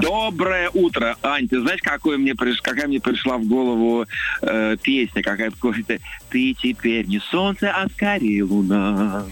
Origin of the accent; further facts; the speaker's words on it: Novosibirsk, Novosibirsk Oblast, Russia; Новосибирск, мой родной город